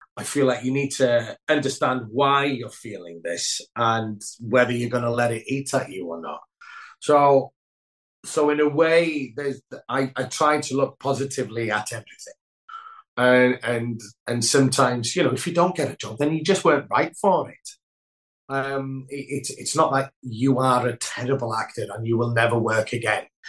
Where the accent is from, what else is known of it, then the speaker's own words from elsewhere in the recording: Wales, United Kingdom; first language Welsh; English is a second language; moved away as an adult; my first language is Welsh